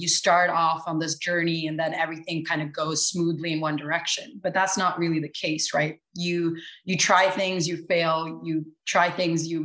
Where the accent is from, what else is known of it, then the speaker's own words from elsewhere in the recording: Bergen, Vestland, Norway; moved away as an adult; also born or lived in New Delhi, India / Mexico / Argentina / Italy; now in New York, United States; I grew up, I'm born and raised in Bergen, Norway, which is the second largest city of Norway.